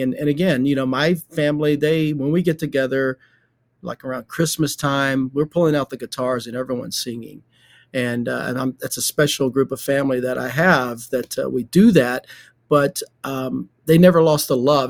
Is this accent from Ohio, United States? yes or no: no; Shady Grove, Alabama, United States; when I was a little kid growing up in Shady Grove, Alabama, which is outside of Birmingham